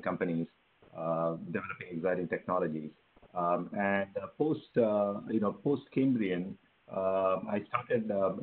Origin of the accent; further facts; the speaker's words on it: Chennai, Tamil Nadu, India; moved away as an adult; also born or lived in Stanford; I'm from India. Grew up in Chennai in India.